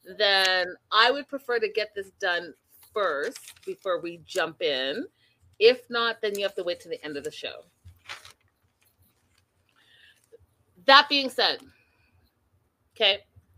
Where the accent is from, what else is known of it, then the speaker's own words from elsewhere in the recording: Canada; I am Canadian